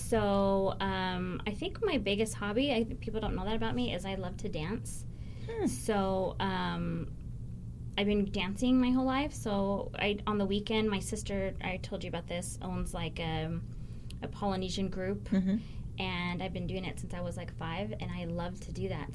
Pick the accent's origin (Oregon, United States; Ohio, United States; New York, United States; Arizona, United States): Arizona, United States; Mesa; I am an Arizona native, so I have lived here my whole life